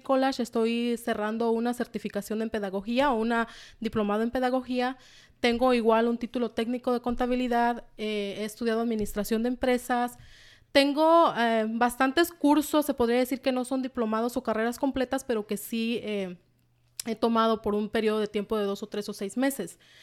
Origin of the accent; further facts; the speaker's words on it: Michoacán, Mexico; also born or lived in Washington, United States; now in United States; soy originaria, soy mexicana, originaria de Michoacán, de un pueblito por allá, de Michoacán